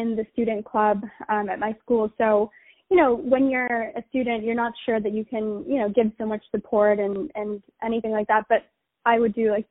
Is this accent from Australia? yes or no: no; Virginia, United States; now in New York, United States; I am originally from Virginia, and I grew up there